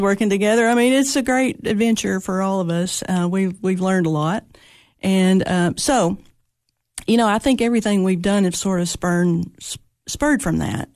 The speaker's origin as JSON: {"language": "English", "town": "Monterey", "region": "Tennessee", "country": "United States", "tie": "born or raised there", "also_born_or_lived": "Cookeville, Tennessee", "said": "I was born in Monterey, Tennessee"}